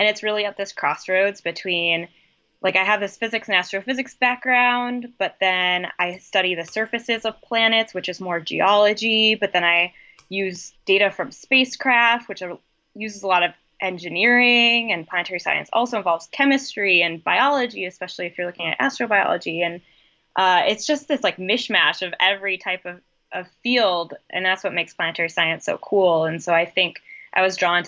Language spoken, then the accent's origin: English; Wisconsin, United States; So I grew up in Wisconsin. I was born and bred to be a Wisconsin Badger